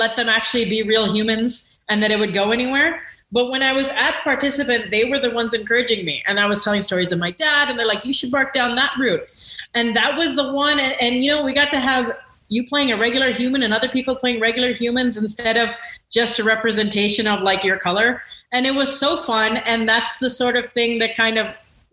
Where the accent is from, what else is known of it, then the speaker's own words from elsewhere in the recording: Rancho Cucamonga, California, United States; when I grew up in Rancho Cucamonga, I thought I was like a true blue American